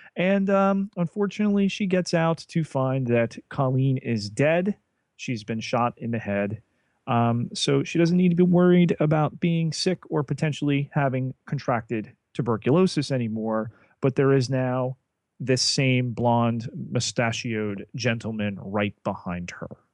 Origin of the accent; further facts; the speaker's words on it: New Jersey, United States; accent: Jersey; my Jersey accent may be revealing itself in the pronunciation.